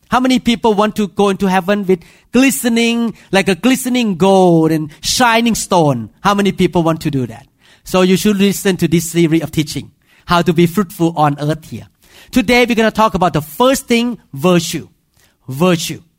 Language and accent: English; Thailand; accent: Thai; English is a second language; moved away